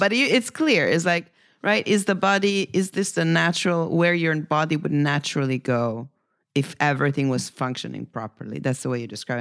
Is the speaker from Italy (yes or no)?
yes; Italy; moved away; my home country